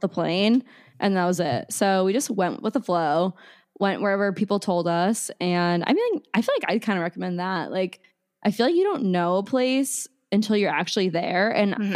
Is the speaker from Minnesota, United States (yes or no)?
no; Omaha, Nebraska, United States; I'm from Omaha, Nebraska originally